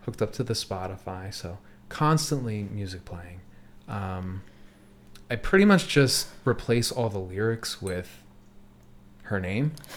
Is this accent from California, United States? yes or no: no; North Wales, Pennsylvania, United States; now in Philadelphia, United States; I'm from North Wales, where we lived in the same house forever